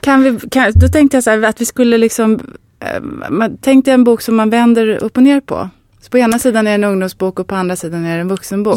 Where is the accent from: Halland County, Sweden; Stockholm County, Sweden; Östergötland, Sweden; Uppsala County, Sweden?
Halland County, Sweden; Varberg; Jag är född i Varberg och jag var alla somrar när jag var liten på ett särskilt ställe där.